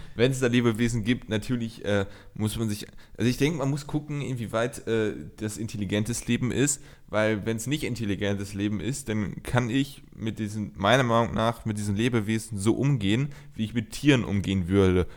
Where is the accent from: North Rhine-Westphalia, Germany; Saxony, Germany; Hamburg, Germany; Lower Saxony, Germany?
North Rhine-Westphalia, Germany; bei uns in Nordrhein-Westfalen